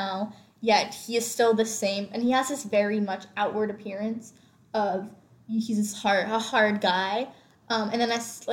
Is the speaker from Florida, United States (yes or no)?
yes; Florida, United States; I'm from Florida as well.